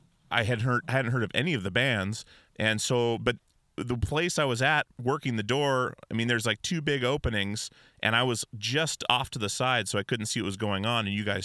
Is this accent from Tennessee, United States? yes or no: no; Portland, Oregon, United States; I'm from Portland, Oregon